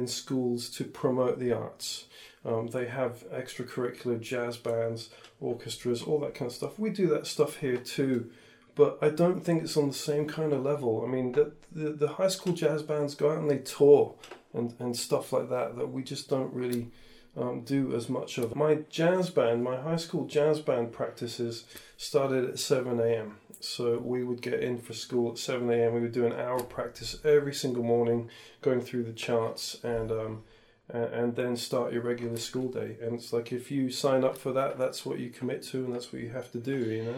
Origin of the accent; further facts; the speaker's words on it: Santa Cruz, California, United States; I grew up in Santa Cruz in California